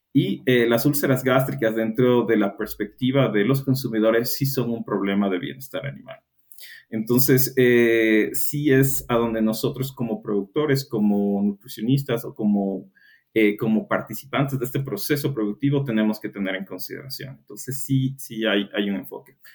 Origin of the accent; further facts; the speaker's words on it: Ecuador; soy ecuatoriano